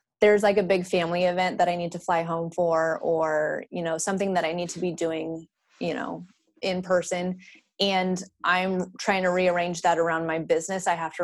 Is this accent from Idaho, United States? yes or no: yes; Idaho, United States; now in Austin, United States; I'm from Idaho. I still mm-hmm. hold my Idaho license